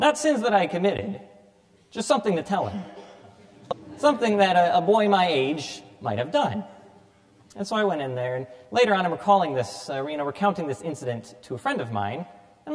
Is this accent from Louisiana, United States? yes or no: no; Cedar Rapids, Iowa, United States; I was born here in Cedar Rapids, baptized at All Saints Parish